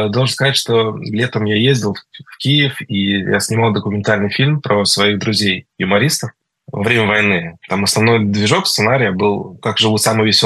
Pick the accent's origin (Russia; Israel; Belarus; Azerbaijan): Israel; я ему сказал, вопреки всем правилам, что я из Израиля